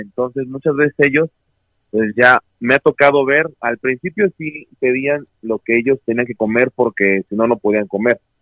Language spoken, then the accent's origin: Spanish; Puebla, Mexico; also born or lived in Oaxaca; yo soy poblano